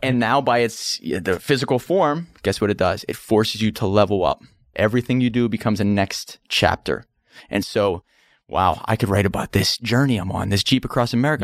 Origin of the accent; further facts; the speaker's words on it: Pittsburgh, Pennsylvania, United States; Pittsburgh, Pennsylvania. That's where I was born